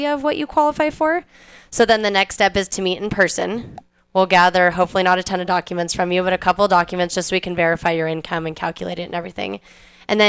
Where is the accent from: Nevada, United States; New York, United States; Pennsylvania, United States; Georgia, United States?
Nevada, United States; Reno; I'm from Reno. I've lived here my entire life.